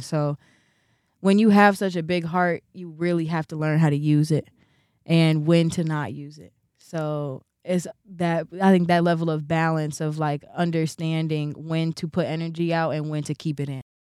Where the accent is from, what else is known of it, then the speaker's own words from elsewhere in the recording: Chicago, Illinois, United States; be born and raised in Chicago, be a real Chicago baby